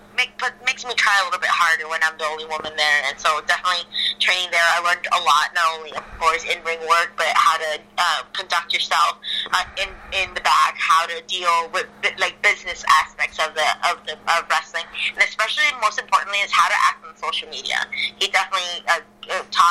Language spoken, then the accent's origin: English; Ciudad Juarez, Chihuahua, Mexico; moved away; also born or lived in El Paso, Texas / Chicago; I actually grew up in Ciudad Juarez, in Mexico.